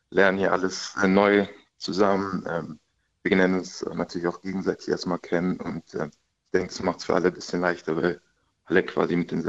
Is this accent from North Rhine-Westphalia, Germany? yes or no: no; Reutlingen, Baden-Württemberg, Germany; also born or lived in Munich; now in Karlsruhe, Germany; Ich meine, ich komme eigentlich aus Reutlingen, ist eine etwas kleinere Stadt, München dann noch etwas größer, aber jetzt Karlsruhe finde ich ist eigentlich eine recht gute Größe als Stadt.